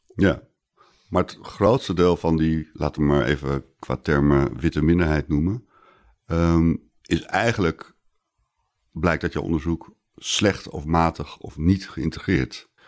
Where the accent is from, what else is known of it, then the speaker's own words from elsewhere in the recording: Amsterdam, North Holland, Netherlands; ik ben inmiddels wat ouder, wit, geboren in Amsterdam en ik woon er nog steeds